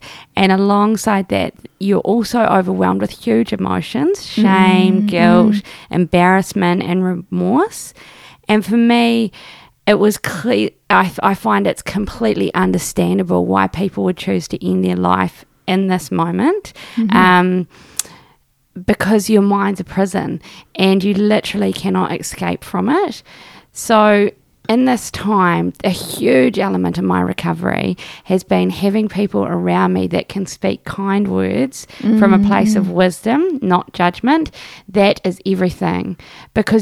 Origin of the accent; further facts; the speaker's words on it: Christchurch, Canterbury, New Zealand; I'm from Otatahi.